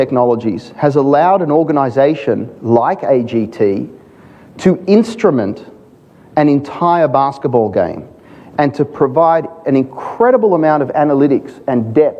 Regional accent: Australia; being an Aussie

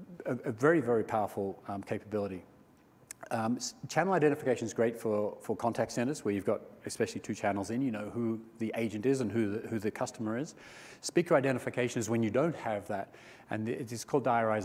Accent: Australia; I'm Australian

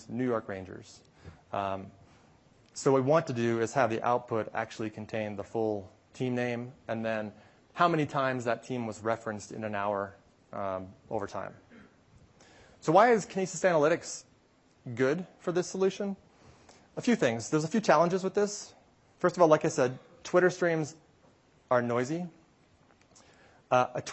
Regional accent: Canada; I am from Canada, so I enjoy hockey.

